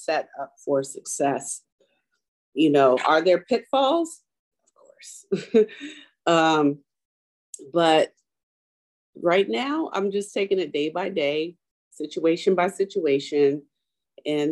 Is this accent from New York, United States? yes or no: no; Richmond, Virginia, United States; moved away; also born or lived in Baltimore, Maryland; I grew up in Richmond, Virginia, I went to a HBCU